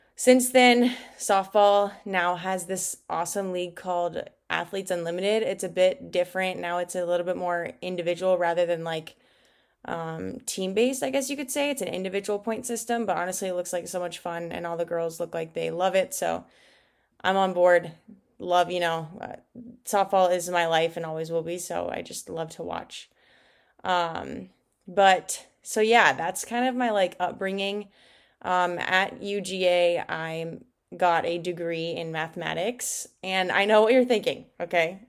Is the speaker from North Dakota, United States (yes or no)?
no; Glendale, Arizona, United States; moved away as an adult; also born or lived in Peoria, Arizona / Georgia; I actually grew up in Glendale, Arizona